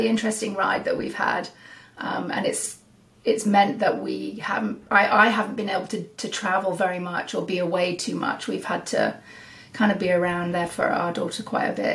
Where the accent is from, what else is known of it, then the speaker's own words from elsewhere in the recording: United Kingdom; moved away as an adult; now in Salmon Arm, Canada; I'm from the UK. And I moved here in 2007